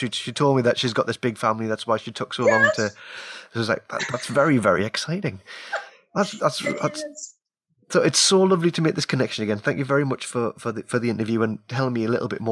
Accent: Newcastle upon Tyne, North East England, United Kingdom; accent: Geordie; that is my Geordie accent

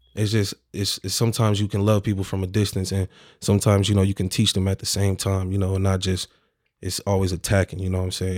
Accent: Omaha, Nebraska, United States; I'm from Omaha, Nebraska, specifically North Omaha, Nebraska.

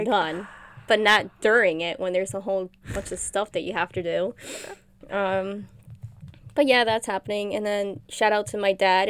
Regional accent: New Jersey, United States; We're from Jersey. Woohoo! Jersey girls.

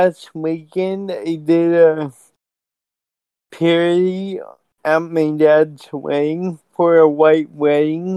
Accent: Portland, Oregon, United States; I'm from Portland, Oregon.

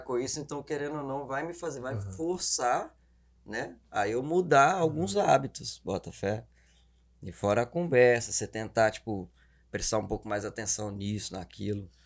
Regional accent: Belo Horizonte, Minas Gerais, Brazil; accent: mineiro; moved away; also born or lived in Governador Valadares; Zona Leste BH, Boa Vista

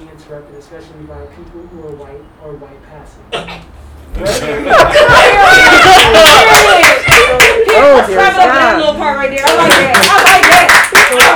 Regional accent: New Orleans, Louisiana, United States; accent: New Orleans; now in Seattle, United States; people say I don't sound like I'm from New Orleans, but it's like my New Orleans accent comes out if I'm, like, around people

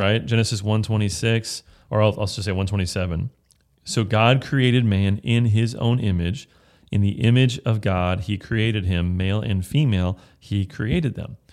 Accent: Bay Area, California, United States; I'm from the Bay of California

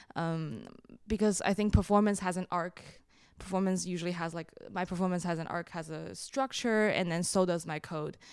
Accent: Shanghai, China; now in Brooklyn, United States; I grew up in China

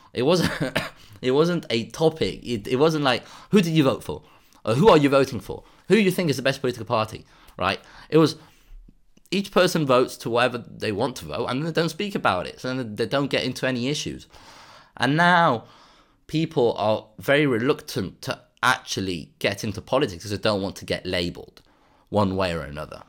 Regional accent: Spain; in Spain, actually, in my hometown

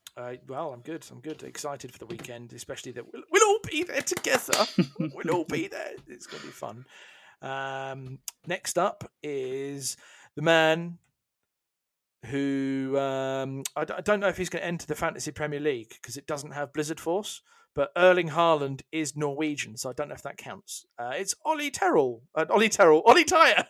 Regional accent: United Kingdom; as a Brit

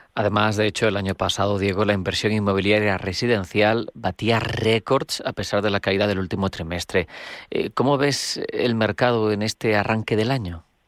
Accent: Spain; los españoles somos los europeos con mayor tasa de ahorro

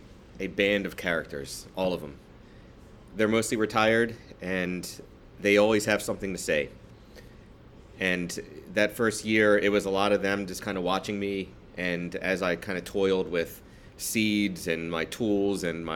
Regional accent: East Coast, United States; And it really kind of opened up my palate to things that I just hadn't tried, you know, growing up on the East Coast.

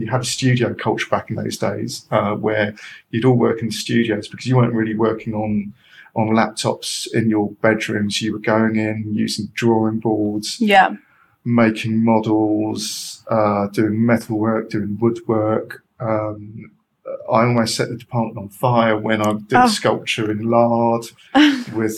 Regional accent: London, United Kingdom; also born or lived in Edinburgh; I'm a Londoner

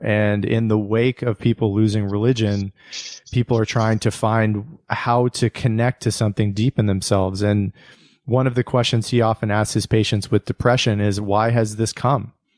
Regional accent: United States; my own life as an American

